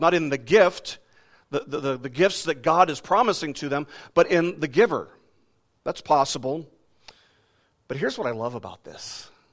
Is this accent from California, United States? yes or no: no; Las Vegas, Nevada, United States; I was growing up in Las Vegas